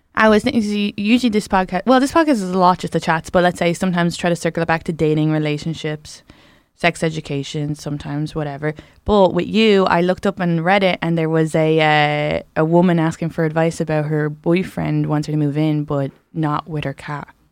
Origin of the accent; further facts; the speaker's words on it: Ireland; moved away; I grew up in the South